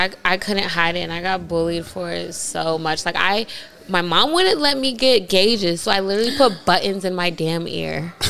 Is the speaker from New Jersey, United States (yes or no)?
no; Washington, District of Columbia, United States; I'm from DC.